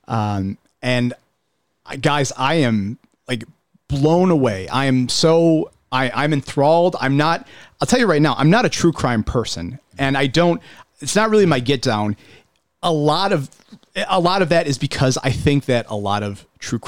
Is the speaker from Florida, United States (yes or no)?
no; Buffalo, New York, United States; I grew up in the First Ward neighborhood where there's the all the old grain silos there